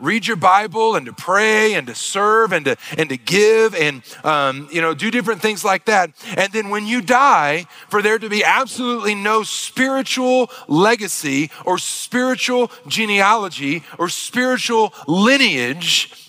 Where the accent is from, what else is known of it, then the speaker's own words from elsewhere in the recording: Northeast Arkansas, United States; moved away; also born or lived in Missouri; I grew up in Arkansas, in Northeast Arkansas. I grew up back in the backwoods country